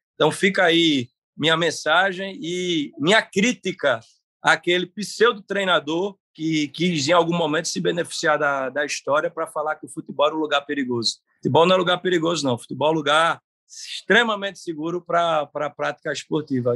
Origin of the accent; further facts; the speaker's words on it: Northeast Region, Brazil; eu, como nordestino, e um cara aqui no Nordeste